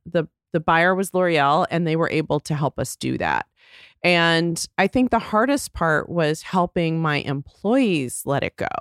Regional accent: Texas, United States; moved away as an adult; also born or lived in Chicago; I grew up in Texas

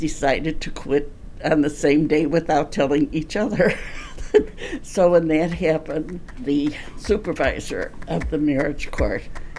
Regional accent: Chicago, Illinois, United States; I was born in Bridgeport, but I'm from the southwest side near Midway Airport. So that's where I am.

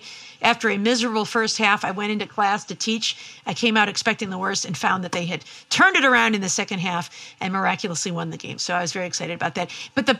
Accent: Midwest, United States; I'm from the Midwest.

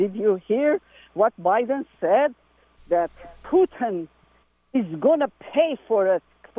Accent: Armenia; English is a second language; now in Carmel Valley, United States; Oh, no, not at all. I'm Armenian.

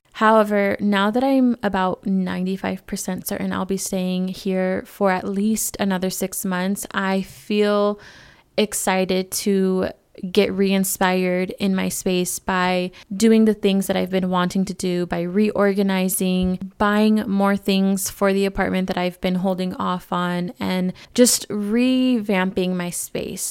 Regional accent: California, United States; now in Arizona, United States; California, where I'm originally from. Not to my hometown, but another city in California.

